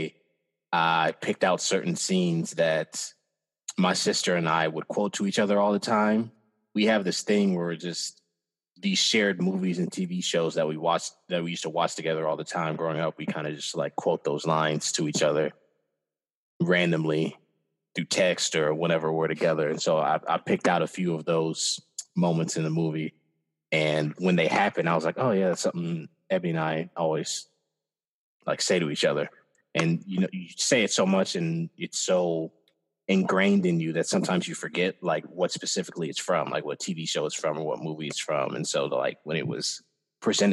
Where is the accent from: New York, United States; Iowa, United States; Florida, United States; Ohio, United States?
Iowa, United States; I'm from the Midwest, obviously. I'm from Iowa